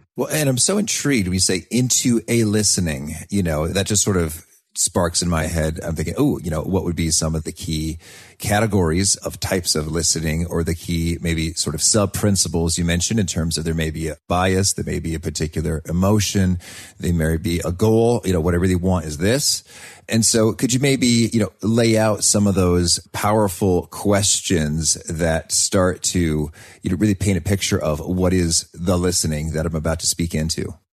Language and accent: English; United States; as an American